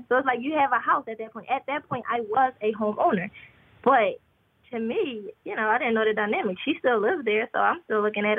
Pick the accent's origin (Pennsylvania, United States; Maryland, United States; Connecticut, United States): Pennsylvania, United States; Philadelphia; So I'm in Pennsylvania. I'm originally from Philadelphia.